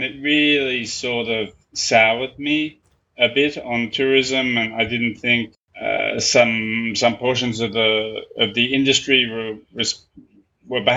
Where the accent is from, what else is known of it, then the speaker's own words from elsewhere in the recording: Australia; moved away as an adult; now in Bali, Indonesia; I'm originally from Australia.